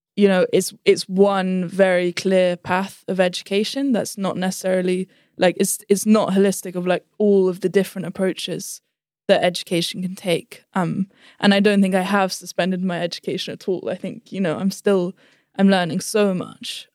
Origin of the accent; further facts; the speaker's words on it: London, United Kingdom; also born or lived in Gummidge; we started school in London, yeah, primary school.